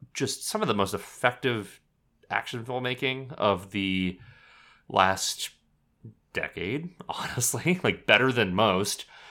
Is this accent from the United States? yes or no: yes; United States; moved away; also born or lived in Texas / Oklahoma; I grew up in Texas and Oklahoma